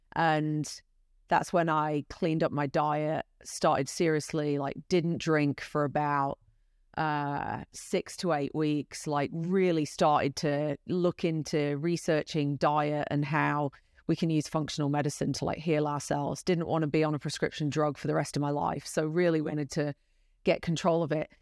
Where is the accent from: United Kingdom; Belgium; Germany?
United Kingdom; accent: British; moved away as an adult; now in United States; my British accent